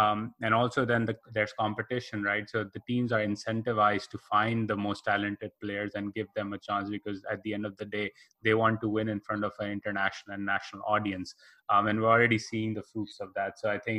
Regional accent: Karachi, Sindh, Pakistan; moved away; I'm from originally from Karachi

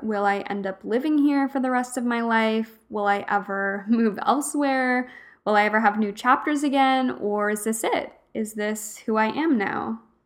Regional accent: Alberta, Canada; moved away as an adult; also born or lived in Fredericton, New Brunswick; I grew up in Alberta, and I moved out east at eighteen years old to start university

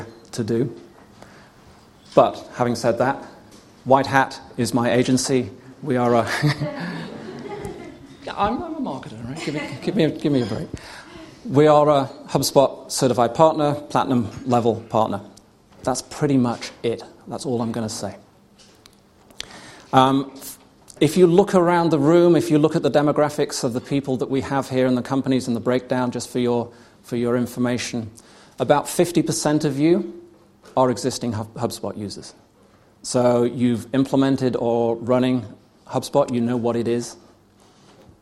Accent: United Kingdom; I'm British

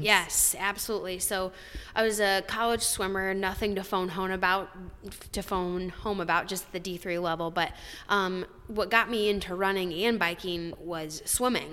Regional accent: Marengo, Iowa, United States; also born or lived in Cedar Rapids, Iowa; We grew up in Marengo, Iowa

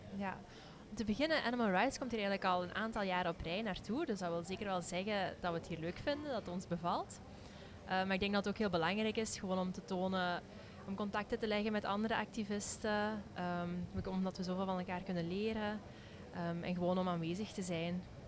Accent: Flanders, Belgium; als Vlamingen of als België

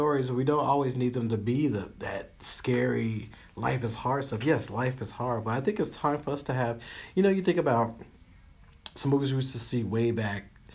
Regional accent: Union City, Tennessee, United States; I grew up in Union City, Tennessee

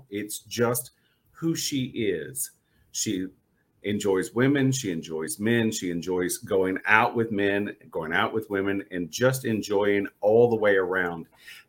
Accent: the South, United States; Florence reminded me of something I heard growing up in the South

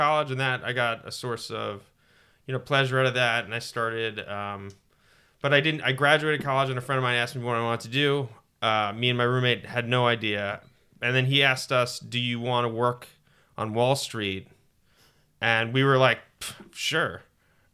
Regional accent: Huntington, New York, United States; I was born in Huntington in Long Island, New York, to a loving mother and father

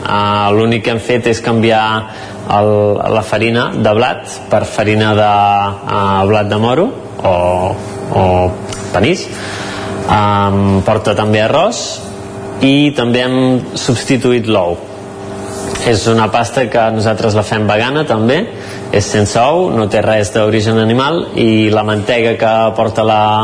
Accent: Cardedeu, Catalonia, Spain; soc de Cardedeu

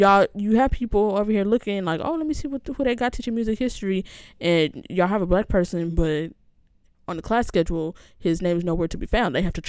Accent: Upland, California, United States; But people, I know people say it because if you say, oh, I'm from Upland, it's like, mm-hmm, girl, where is that? It's like 45 minutes outside of LA.

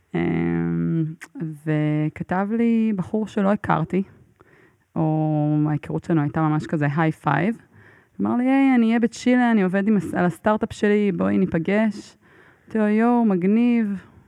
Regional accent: Israel; מאיפה את? אז אני אומרת לו, מישראל

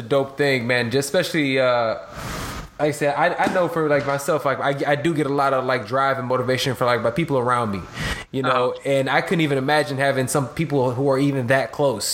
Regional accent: Chicago, Illinois, United States; I'm from Chicago

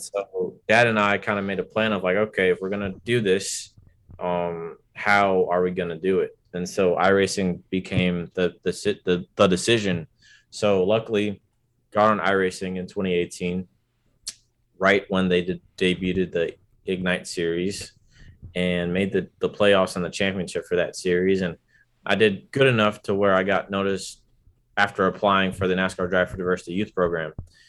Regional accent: Atlanta, Georgia, United States; also born or lived in Virginia Beach / Brooklyn; now in Washington, United States; So I was born in Atlanta, right? And so raised, lived there for a little bit, lived in Virginia Beach, lived in Brooklyn for like 5 years or whatever, and moved to DC in 2009.

